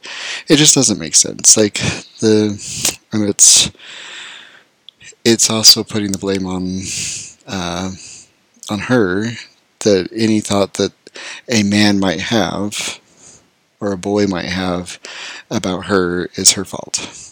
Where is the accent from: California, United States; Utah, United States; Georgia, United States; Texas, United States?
Utah, United States; I grew up in Utah, in a super small town where almost everyone is Mormon.